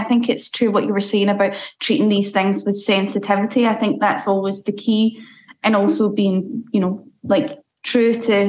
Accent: Scotland, United Kingdom; as a Scottish person

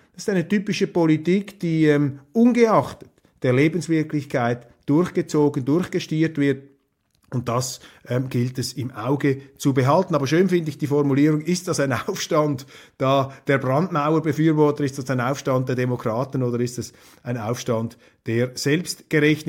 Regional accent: Switzerland; als Schweizer

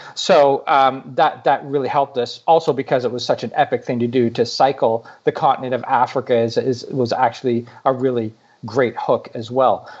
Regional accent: Canada; I'm from Canada

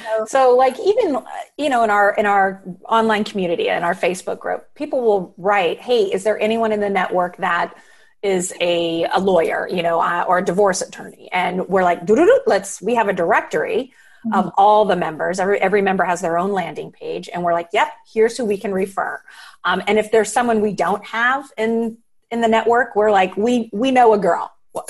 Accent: Guam; born there; also born or lived in San Francisco; I was born in Guam, you know, and while my dad was in the Navy. And then it wasn't until he retired and we were in San Francisco that I was at one high school for 4 years.

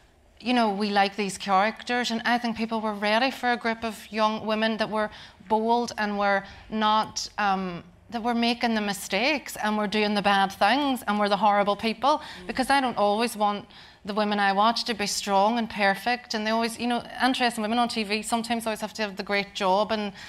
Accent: Derry, Northern Ireland, United Kingdom; One thing being Northern Irish, which London Irish was, being Derry is something, it's like people in Northern Ireland don't understand what we're saying.

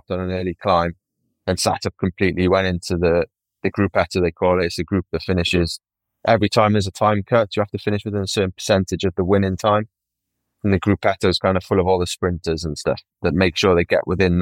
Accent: United Kingdom; as a Brit

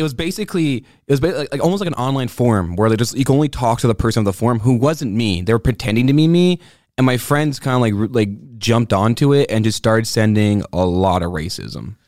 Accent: Quebec, Canada; I like being the hot seat of being English in Quebec.

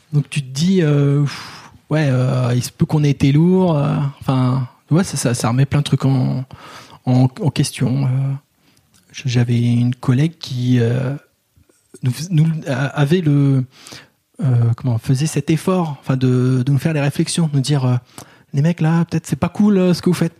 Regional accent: Paris, Île-de-France, France; en tant que Parisien, blanc, grand

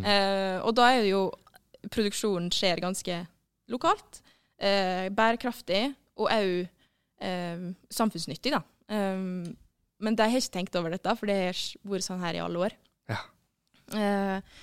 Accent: Møre og Romsdal, Norway; also born or lived in Oslo; jeg er romsdaling

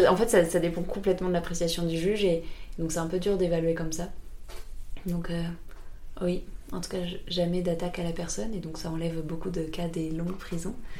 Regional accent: France; on a tellement de privilèges en tant que Français

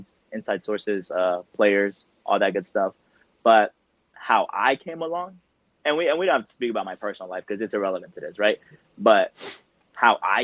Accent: Dallas, Texas, United States; I am from Dallas.

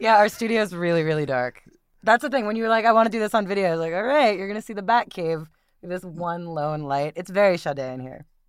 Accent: Westchester, New York, United States; moved away as an adult; also born or lived in Brooklyn, New York; now in San Francisco Bay Area, United States; they moved to the suburbs, and that's where I grew up.

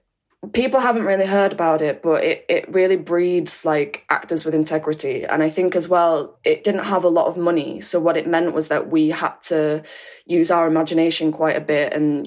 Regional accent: Oldham, North West England, United Kingdom; accent: Northern; moved away; also born or lived in Oxford; I'm from Oldham. So I went from Oldham and then I moved to Oxford

